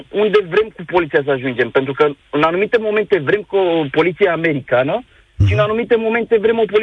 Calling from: Bucharest, Romania; Uh, bună ziua, sunt din București

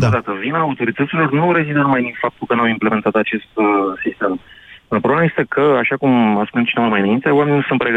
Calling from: Bihor County, Romania; Eu vin din Bihor.

